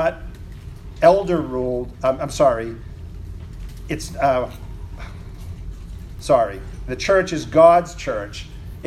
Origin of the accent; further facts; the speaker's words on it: New England, United States; accent: New England; my New England accent